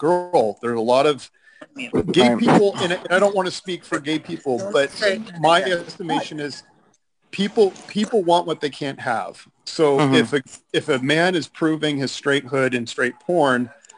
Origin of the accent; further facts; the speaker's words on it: San Mateo, California, United States; I grew up in San Mateo, California